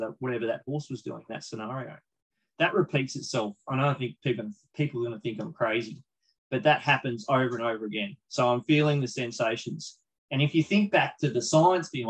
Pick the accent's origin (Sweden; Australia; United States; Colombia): Australia; as an Aussie bloke